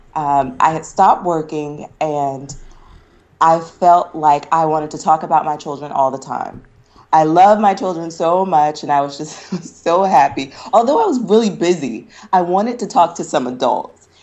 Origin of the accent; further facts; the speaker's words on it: North Carolina, United States; also born or lived in Pennsylvania / Tennessee; I'm originally from North Carolina. Um, I grew up here, but at the age of 14, I went to Pine Forge Academy